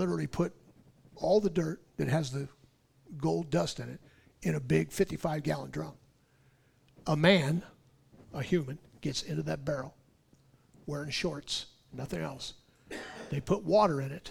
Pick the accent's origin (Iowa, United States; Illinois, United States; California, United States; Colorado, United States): California, United States; I'm being born and raised in California